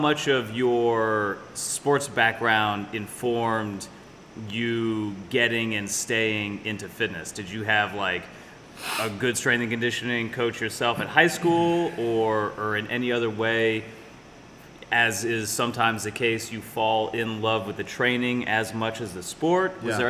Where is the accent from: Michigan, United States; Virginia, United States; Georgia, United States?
Virginia, United States; Southern Virginia. But my mom's from Ohio.